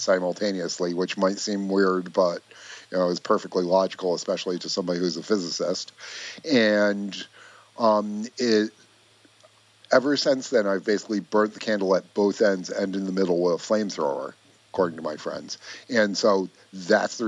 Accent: Greenfield Center, New York, United States; I grew up in upstate New York. So my hometown, Greenfield Center

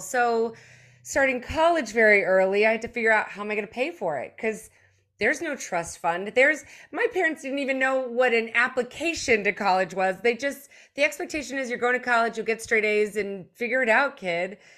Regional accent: United States; also born or lived in Germany; moved here in elementary school

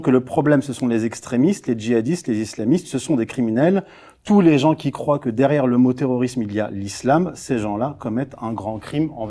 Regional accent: Morocco; first language Tamazight (Amazigh); French is a second language; moved away; Moi, je suis marocain d'origine. Je suis né au Maroc

